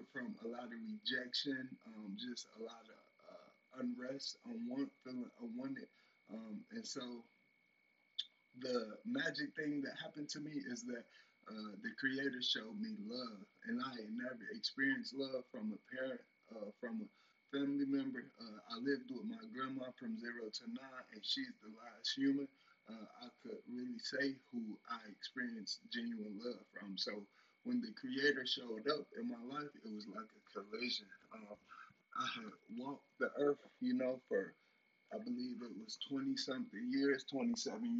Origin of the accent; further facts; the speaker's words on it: Robbins, Illinois, United States; I'm from Robbins, Illinois, right outside of Chicago.